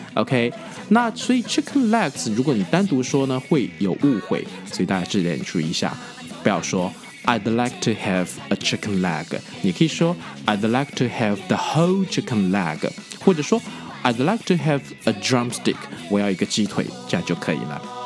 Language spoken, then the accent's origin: Chinese; China; 我们中国人